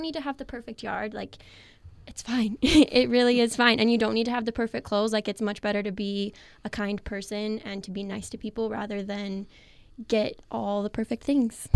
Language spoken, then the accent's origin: English; the Valley, Utah, United States; I grew up in the Valley too. I've been here my whole life